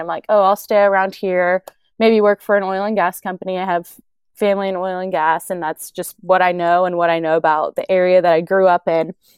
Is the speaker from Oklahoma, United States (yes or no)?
yes; Oklahoma, United States; I've born and raised in Oklahoma. I've always lived around here